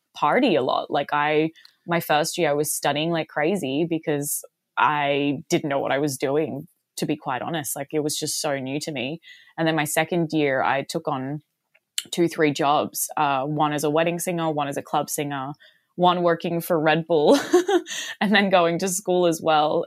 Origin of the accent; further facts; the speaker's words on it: Mooloolah, Queensland, Australia; moved away as an adult; also born or lived in Chicago, United States / Boston, United States; now in Los Angeles, United States; I grew up in a small town called Mooloolah